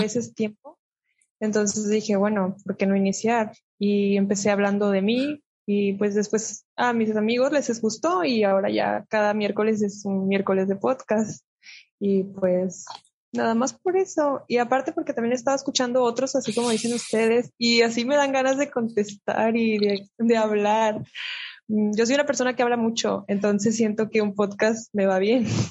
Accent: Monterrey, Nuevo León, Mexico; Yo soy de Monterrey, Nuevo León, este, del norte del país de México

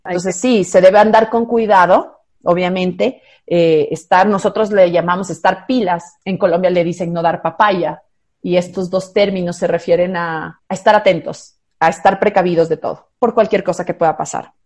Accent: Quito, Pichincha, Ecuador; en la ciudad de Quito, yo soy quiteña

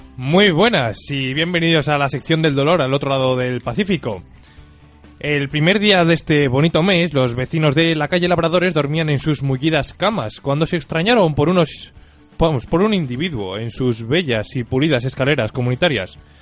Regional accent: Valladolid, Castile and León, Spain; me he pasado la infancia ahí y jugando alrededor

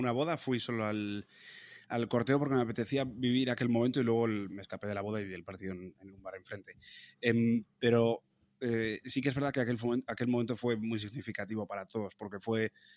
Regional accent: Logroño, La Rioja, Spain; moved away; Yo que me siento muy logroñés, me siento muy riojano

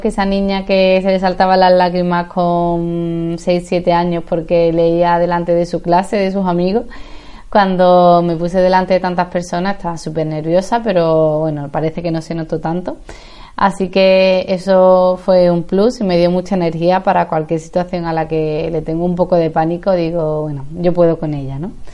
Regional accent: Seville, Andalusia, Spain; moved away as an adult; also born or lived in Madrid / Dublin / Santiago, Chile; Aunque nací en Madrid, he estado gran parte de mi infancia, adolescencia y juventud en Sevilla

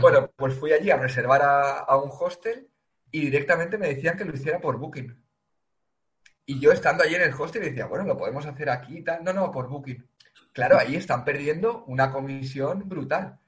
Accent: Valencia, Valencian Community, Spain; yo soy de Valencia

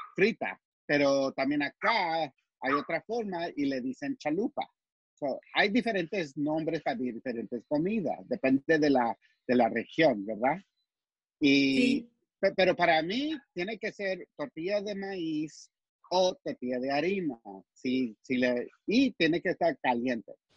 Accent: El Paso, Texas, United States; also born or lived in Chihuahua (family origin); now in San Antonio, United States; yo he nacido en, El Paso, en este lado

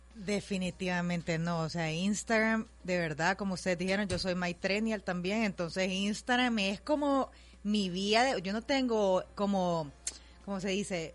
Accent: El Salvador; gente que sea del Salvador, o sea, como para siempre sentirme en mi tierra

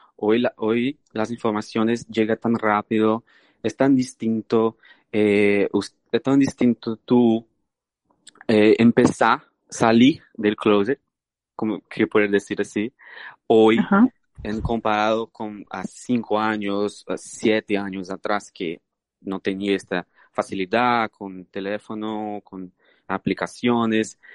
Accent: Brazil; Spanish is a second language; moved away; soy brasileño. Eh, nací en Brasil

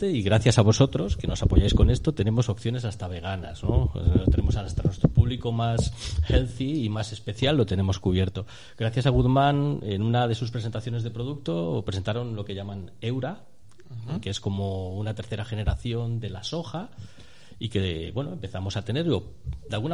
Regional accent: Madrid, Community of Madrid, Spain; Yo, soy, de Madrid, ¿no? Entonces en mi formación, en mis primeros años, era uno de los platos que se comían por allí

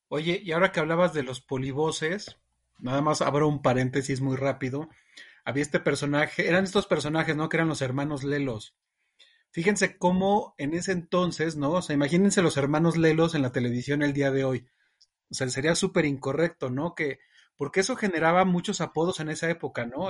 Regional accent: Mexico; Que me escuchaba hablar, pues nos reconocen rapidísimo como mexicanos.

